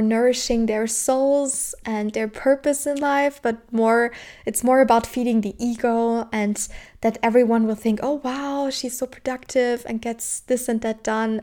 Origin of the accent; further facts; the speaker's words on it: Southern Germany, Germany; I'm from Germany, and in my country, especially where I was born and raised in the south of Germany